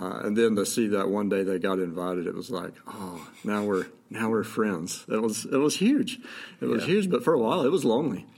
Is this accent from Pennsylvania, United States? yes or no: no; North Carolina, United States; moved away as an adult; now in Montana, United States; I grew up in North Carolina, lived there you know, 30 years